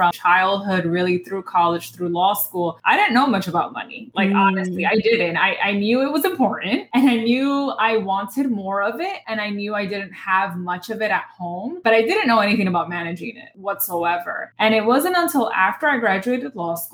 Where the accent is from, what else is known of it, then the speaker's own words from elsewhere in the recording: New York City, New York, United States; I was born and raised in the Bronx, New York